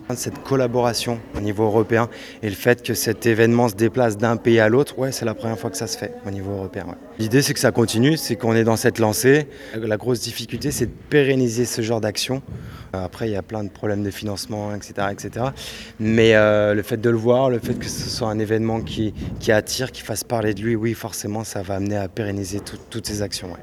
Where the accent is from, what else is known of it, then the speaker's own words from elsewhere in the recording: Morocco; Je suis du Maroc